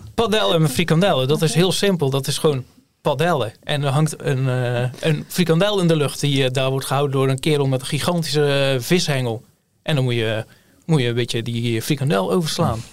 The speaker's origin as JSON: {"language": "Dutch", "town": "Hulst", "region": "Zeeland", "country": "Netherlands", "said": "ik kom uit Hulst"}